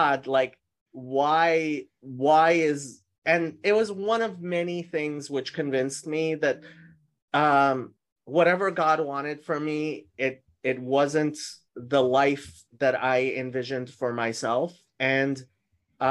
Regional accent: Los Angeles, California, United States; also born or lived in Tehran, Iran / Jerusalem; We came to the United States as refugees when I was 7 years old. And we've been, I've mostly lived in Los Angeles the rest of that time

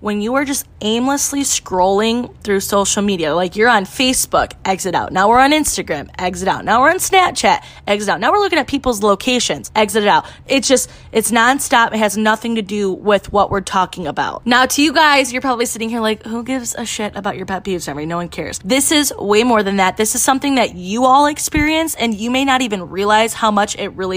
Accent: Michigan, United States; I am from Michigan, and I own a women's boutique in Port Huron

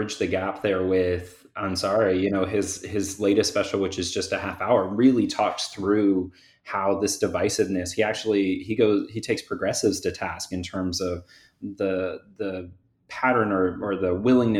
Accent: Central Florida, United States; I grew up in Central Florida in the 90s

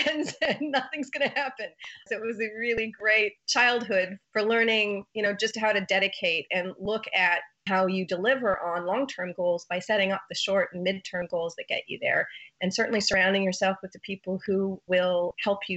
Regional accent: southwestern Ontario, Canada; I'm actually a Canadian. I grew up in southwestern Ontario

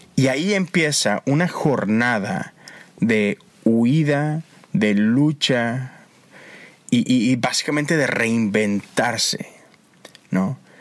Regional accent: Monterrey, Nuevo León, Mexico; moved away as an adult; now in United States; Yo soy de Monterrey, crecí allá

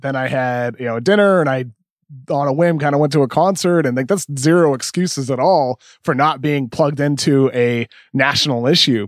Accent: Massachusetts, United States; growing up in Massachusetts

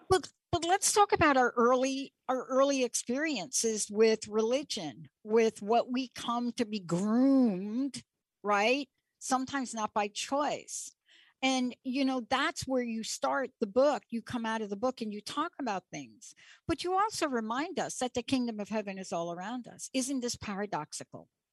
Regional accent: New York, United States; growing up in New York and Stonewall

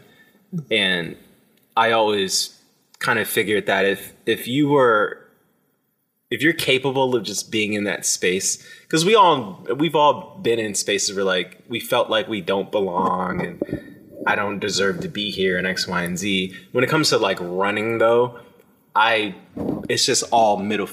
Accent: Maryland, United States; I grew up in Maryland

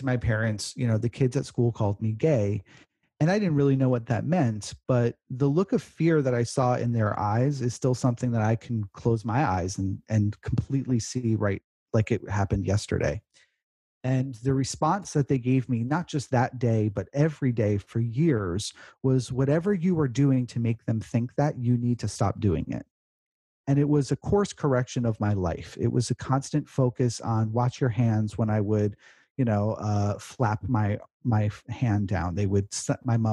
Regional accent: New York, United States; I grew up in New York, kindergarten, first grade

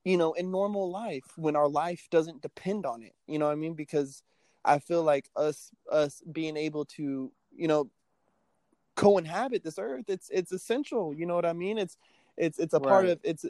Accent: United States; I love the nation I live in. You know, I'm American in and out

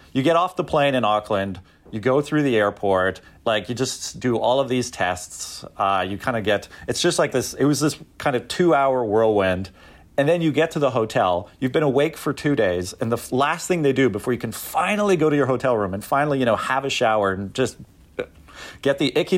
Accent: Canada; And being a Canadian, for like the first 6 batches of pancakes, they came with real maple syrup.

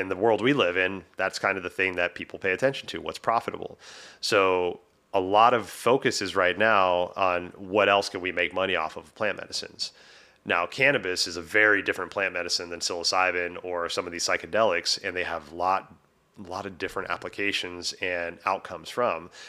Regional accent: Texas, United States; moved away as an adult; now in Washington, United States; I'm from Texas, but it's been twenty years, you know, since I moved, uh, up to Washington.

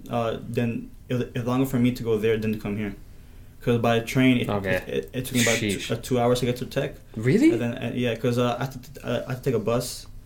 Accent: New York City, New York, United States; born and raised in Queens.

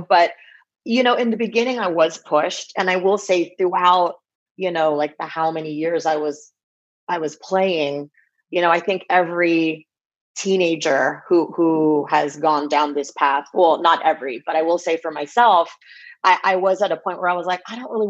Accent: Bay Area, California, United States; growing up in the Bay Area

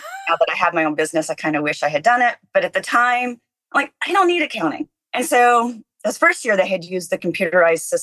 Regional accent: rural Oklahoma, United States; I grew up fairly rural Oklahoma

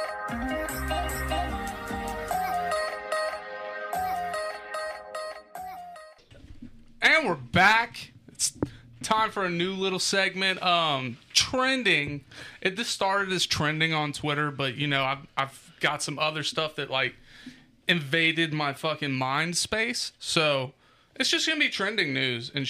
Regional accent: Midwest, United States; I'm not even from the South, though. I'm from the Midwest

